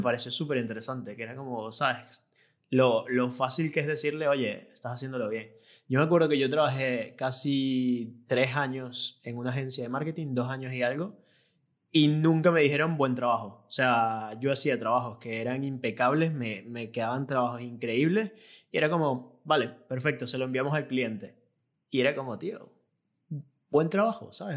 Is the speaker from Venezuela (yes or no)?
yes; Venezuela; moved away as an adult; yo me vine de Venezuela donde tenía mi propio negocio y llegué aquí